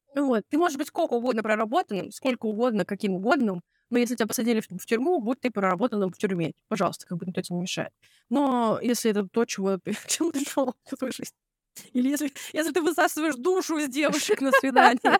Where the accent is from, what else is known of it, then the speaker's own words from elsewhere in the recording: near Novosibirsk, Novosibirsk Oblast, Russia; я родилась э, в под Новосибирском